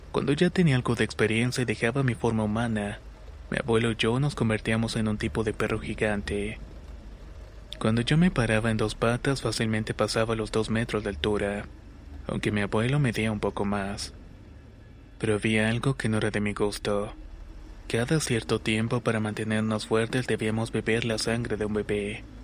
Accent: Colombia; soy de Colombia.

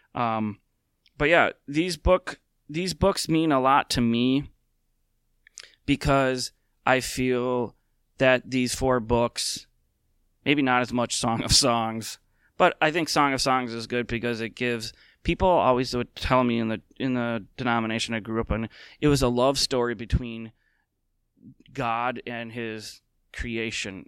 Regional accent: Minnesota, United States; as a lifelong Minnesotan

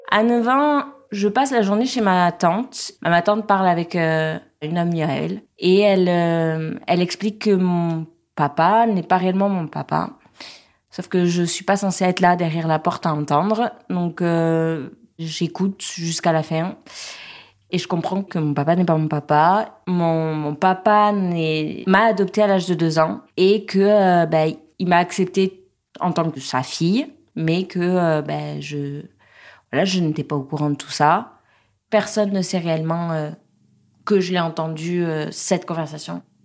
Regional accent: Pau, Nouvelle-Aquitaine, France; J'ai grandi à Pau avec mon papa, ma maman

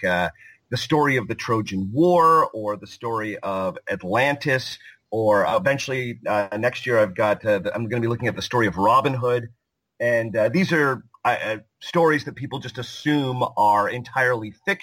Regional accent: just north of Toronto, Ontario, Canada; I live in Toronto, Canada, and I grew up just north of the city of Toronto. I am a Canadian

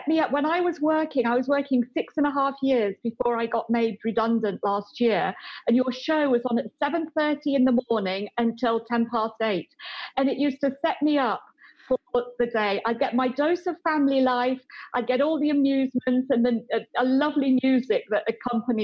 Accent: United Kingdom; moved away as an adult; now in Hong Kong; I'm a British expatriate living in Hong Kong for many years

